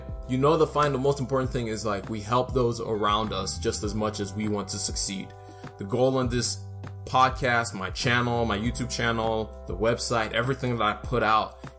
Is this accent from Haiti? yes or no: no; Nigeria; now in United States; where I grew up in Nigeria and moved to the U.S.